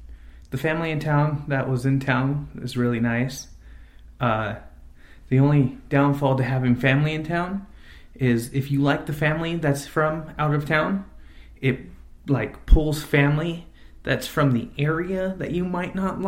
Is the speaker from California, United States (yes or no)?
yes; Exeter, California, United States; also born or lived in Visalia; I was born in a town called Visalia, California, about 130,000 people city in central California, about 45 miles south of Fresno. I grew up in a little town to the east of it called Exeter, on H Street.